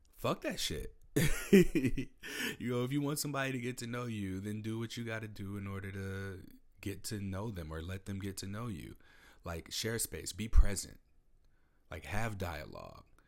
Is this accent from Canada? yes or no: no; Midwest, United States; now in Pacific Northwest, United States; I'm from the Midwest. I live in the Pacific Northwest.